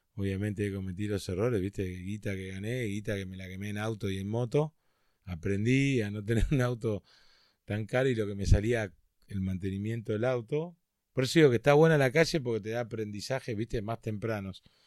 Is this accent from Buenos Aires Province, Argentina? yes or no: yes; Carapachay, Buenos Aires Province, Argentina; nací en Carapachay